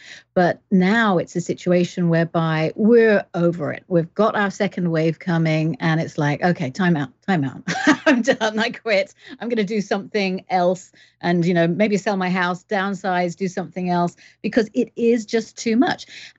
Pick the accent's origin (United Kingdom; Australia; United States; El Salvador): United Kingdom; England; now in Canada; But I am English, but I've lived all around the world. So I've got weird accent.